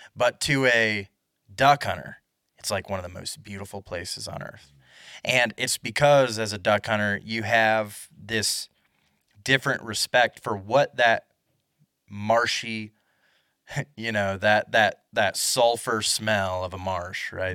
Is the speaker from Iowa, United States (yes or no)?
yes; Iowa, United States; growing up in Iowa